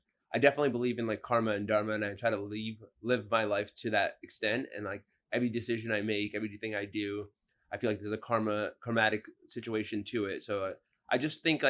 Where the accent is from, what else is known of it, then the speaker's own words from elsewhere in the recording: Fairfield, Connecticut, United States; moved away as an adult; also born or lived in Boston; now in New York City, United States; I was raised in Fairfield, Connecticut, which is about like 45 minutes outside of New York City